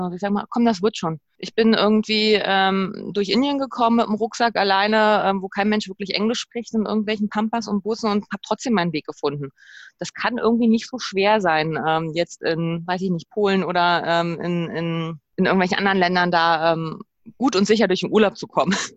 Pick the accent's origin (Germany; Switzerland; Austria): Germany; wir als Deutsche, als Europäer